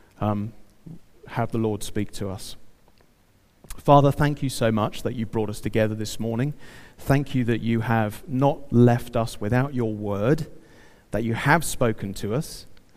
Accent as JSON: {"language": "English", "country": "United Kingdom", "said": "I'm British"}